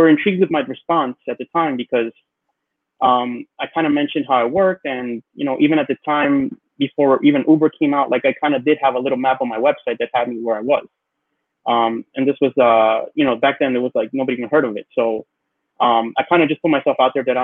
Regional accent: New York City, New York, United States; growing up in Queens

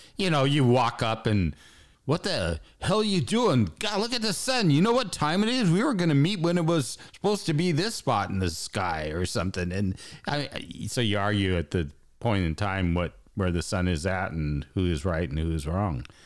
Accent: United States; I'm American

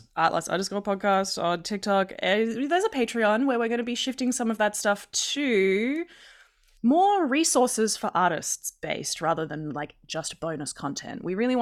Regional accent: Australia; accent: Australian English; I'm Australian English.

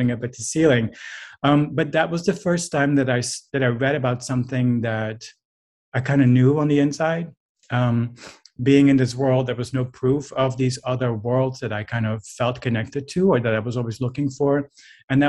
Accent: Netherlands; moved away; I'm from a culture where that's not normal. I'm from the Netherlands

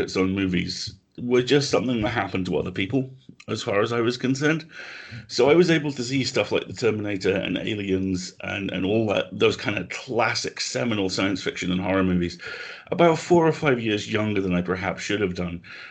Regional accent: United Kingdom; also born or lived in Nottingham

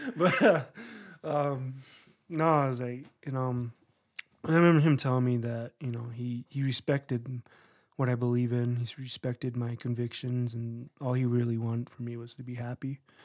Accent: San Juan Pueblo, New Mexico, United States; moved away as an adult; also born or lived in Las Vegas, Nevada / Navajo Nation; I was born in Las Vegas, Nevada. Born in sin, you know. and then um, when I was about ten or eleven, we moved to San Juan Pueblo, and I was there till I was uh, around eighteen

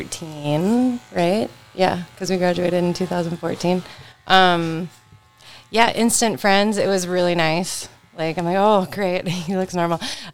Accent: Detroit Lakes, Minnesota, United States; also born or lived in Moorhead, Minnesota; So I was born and raised in Detroit Lakes, and then I moved to Moorhead right after that. And I was in Moorhead for 13 years

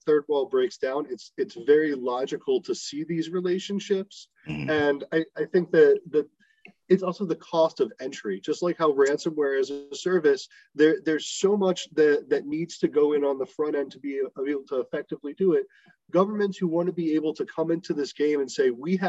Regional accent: Baltimore, Maryland, United States; now in Israel; I'm from Baltimore

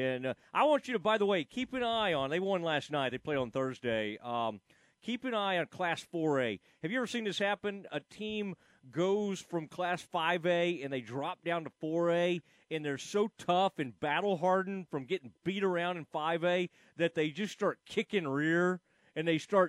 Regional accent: Kaufman, Texas, United States; my hometown Kauffman Lions

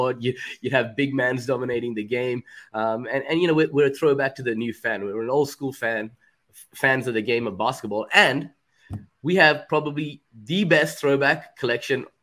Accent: India; now in Australia; I'm Indian, so cricket came from my mom's side

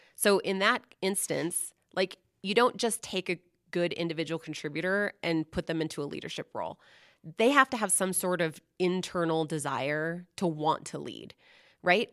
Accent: Seattle, Washington, United States; I grew up in the Seattle area

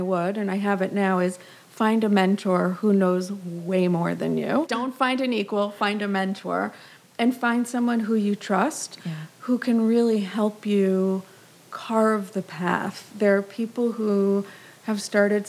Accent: Massachusetts, United States; moved away as an adult; also born or lived in Israel; now in New York, United States; I always say I'm from Massachusetts, but I have Brooklyn roots

